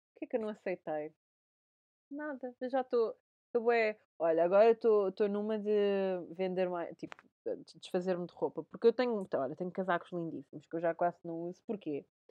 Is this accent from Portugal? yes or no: yes; Portugal; moved away; sou portuguesa